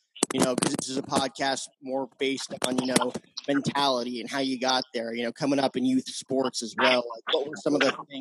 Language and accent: English; New Jersey, United States; I grew up back east in Jersey